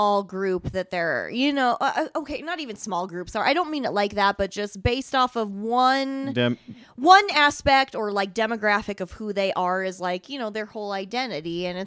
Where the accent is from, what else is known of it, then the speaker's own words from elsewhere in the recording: Glenrock, Wyoming, United States; now in Casper, United States; I was born here in Casper, raised in Glen Rock, Wyoming, you know, 2,500 people.